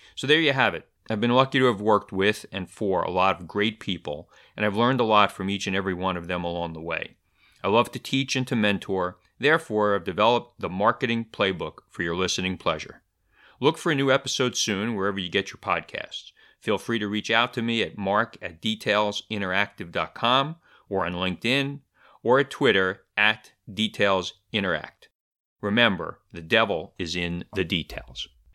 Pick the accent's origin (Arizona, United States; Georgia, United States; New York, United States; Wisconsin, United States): New York, United States; New York City; also born or lived in Easton, Pennsylvania; I grew up in Brooklyn, New York